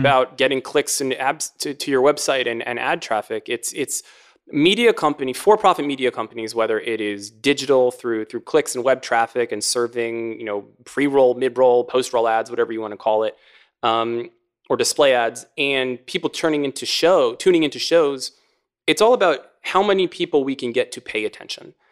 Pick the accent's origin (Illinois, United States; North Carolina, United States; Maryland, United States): Maryland, United States; my home state of Maryland